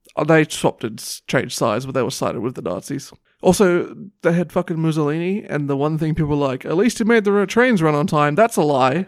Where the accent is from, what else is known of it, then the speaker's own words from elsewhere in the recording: Australia; I'm Australian